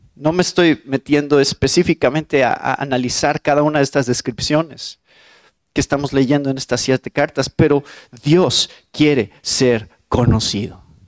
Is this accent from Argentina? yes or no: no; Mexico; soy mexicano